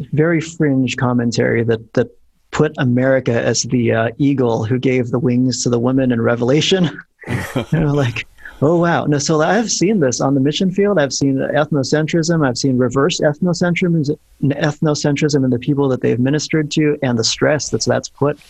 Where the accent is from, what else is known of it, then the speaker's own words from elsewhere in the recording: Philippines; and I'd have to do the same thing in the Filipino language, being a Filipino guy.